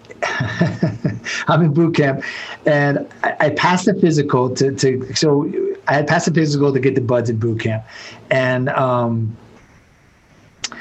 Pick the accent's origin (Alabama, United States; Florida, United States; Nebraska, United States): Florida, United States; Miami; I was born and raised in Miami